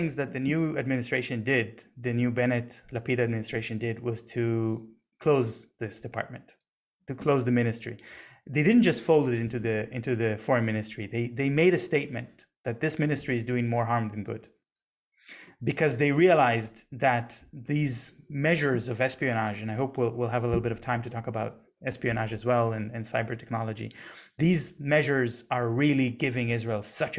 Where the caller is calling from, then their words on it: Germany; I'm speaking from Germany right now.